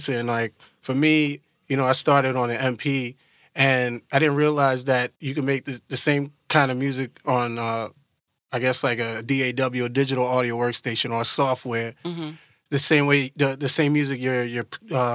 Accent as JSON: {"language": "English", "town": "New York City", "region": "New York", "country": "United States", "tie": "born or raised there", "said": "I'm from Brooklyn, New York. I grew up in Brooklyn, New York, but I come from a Guyanese background"}